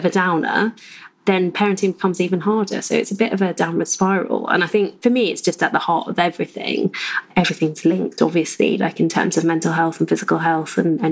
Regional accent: United Kingdom; we are British mostly.

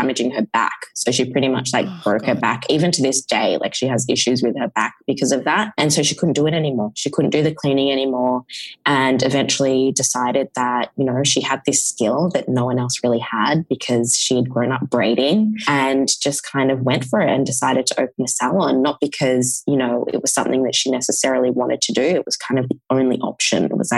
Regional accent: Perth, Western Australia, Australia; And I'm from Perth, Western Australia, which is where I am right now. It's on the west coast of Australia

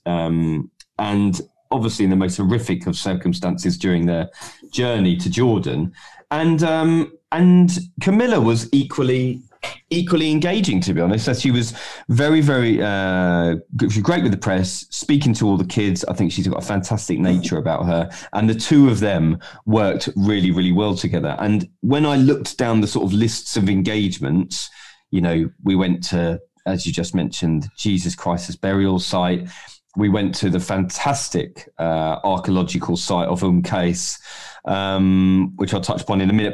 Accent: London, United Kingdom; We're from South London

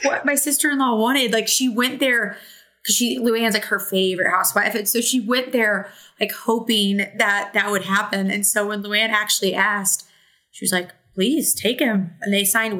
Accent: Southern Illinois, United States; I'm an Illinois girly and like a Southern Illinois girly. So it's Benton is like probably like an hour from my hometown

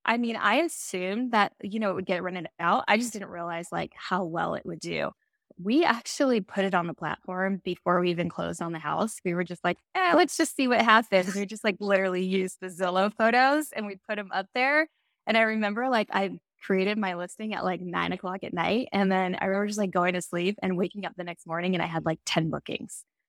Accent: Silicon Valley, Northern California, United States; also born or lived in Phoenix; I grew up in Northern California, uh, Silicon Valley

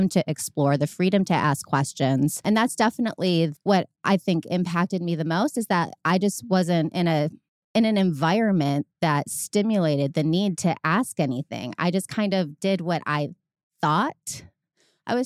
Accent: Medina, Ohio, United States; It's actually Medina, Ohio. It's a small like country town outside of the city

